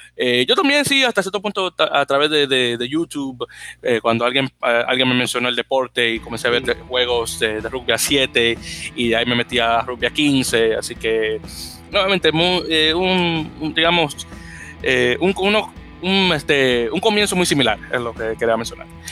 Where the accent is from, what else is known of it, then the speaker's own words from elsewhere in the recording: Dominican Republic; como dominicano que soy